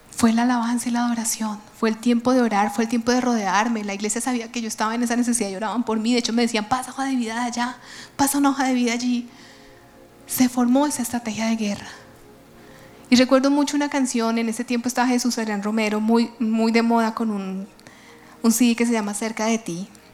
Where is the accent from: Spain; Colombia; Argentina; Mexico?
Colombia; nuestra Colombia